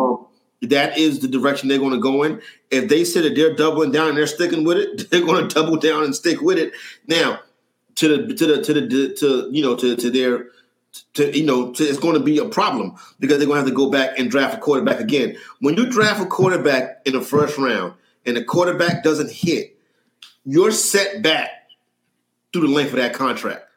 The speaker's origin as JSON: {"language": "English", "town": "New York City", "region": "New York", "country": "United States", "tie": "born or raised there", "said": "born, and raised in Harlem, New York"}